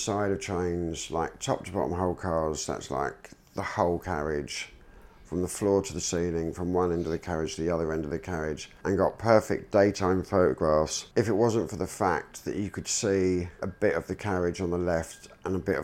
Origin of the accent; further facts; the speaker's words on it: London, United Kingdom; growing up in London, it was like, you know, when we got a little bit older, we were going out to like all the nightclubs in London.